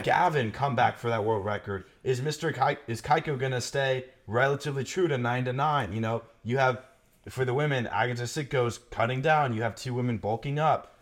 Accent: United States; being American

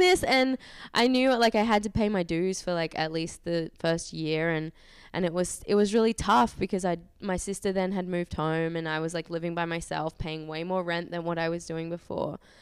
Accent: Australia; moved away as an adult; also born or lived in Auckland, New Zealand; I'm from Australia, but I was living in New Zealand, um, Auckland.

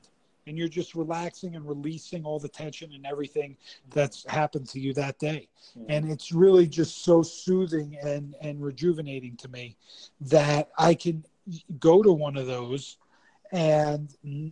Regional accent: East Coast, United States; I'm from the East Coast, so like I was brought up a certain way

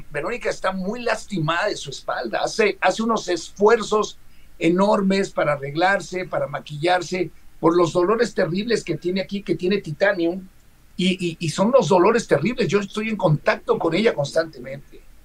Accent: Mexico; Somos mexicanos

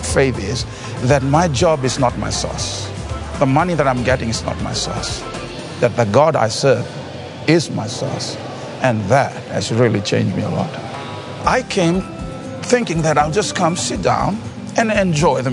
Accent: Fiji; I'm from Fiji.

